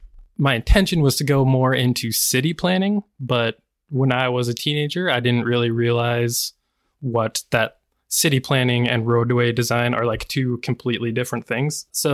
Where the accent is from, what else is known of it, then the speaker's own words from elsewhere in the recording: Washington, United States; oh yeah, I'm from Washington State, which kind of blew my mind because I mean, like Idaho and Washington, they're right next to each other.